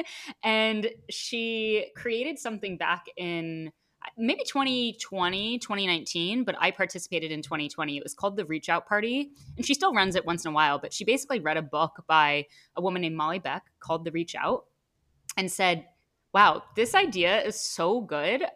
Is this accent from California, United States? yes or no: no; Connecticut, United States; also born or lived in Penn State, Pennsylvania; now in New York, United States; I have a lot of friends from growing up in Connecticut that are here